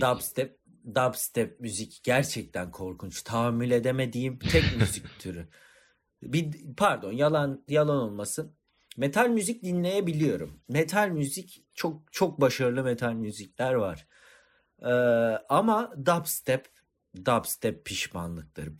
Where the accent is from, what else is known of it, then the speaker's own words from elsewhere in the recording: Antakya, Hatay, Turkey; Antakyalıyız. Yani iki, annelerimiz kardeş, ikimiz de Antakyalıyız